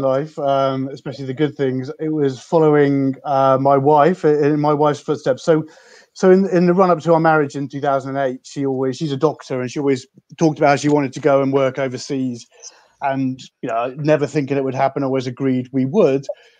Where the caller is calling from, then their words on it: London, United Kingdom; So I'm dialing in from London in a very quiet and empty city at the moment.